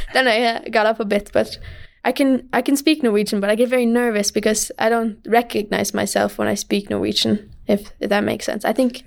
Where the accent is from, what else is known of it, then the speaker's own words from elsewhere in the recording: Michigan, United States; moved away; we're from Michigan